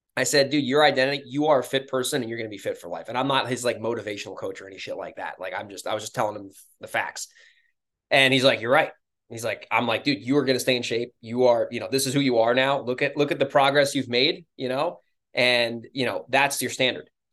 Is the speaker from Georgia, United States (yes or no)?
no; New York, United States; moved away; I'm from New York originally